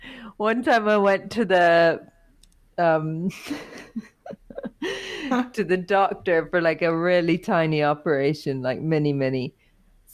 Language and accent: English; United Kingdom; we are British